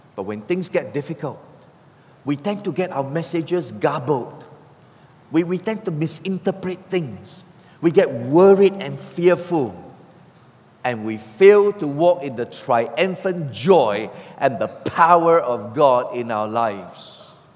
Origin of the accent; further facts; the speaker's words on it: Singapore; I'm a Singaporean. We Singaporeans don't know about rivers.